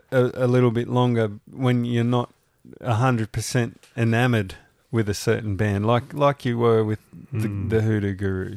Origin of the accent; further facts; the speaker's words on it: Australia; How good's being Australian?